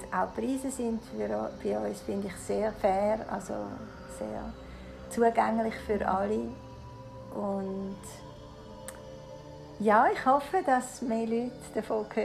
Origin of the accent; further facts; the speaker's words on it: Switzerland; Ich bin halb Italienerin, also mein Vater ist Italiener. Und ich bin aber in der Schweiz geboren, bin immer nur in der Schweiz gewesen.